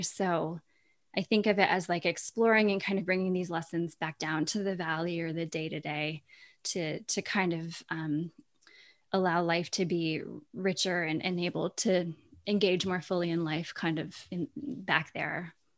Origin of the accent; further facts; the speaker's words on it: Vermont, United States; I feel so lucky to have grown up in Vermont